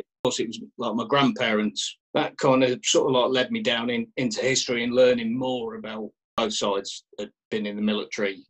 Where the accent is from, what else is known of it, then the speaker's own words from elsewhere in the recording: Kettering, East Midlands, United Kingdom; I, I grew up in Kettering in Northamptonshire